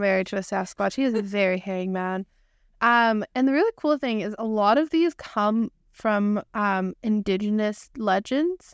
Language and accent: English; Canada; we are Canadian.